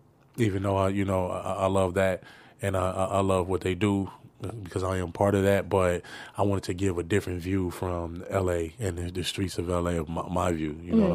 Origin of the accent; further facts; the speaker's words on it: West Coast, United States; I'm from the West, so every West Coast artist who's a legend, any album they dropped, I got it.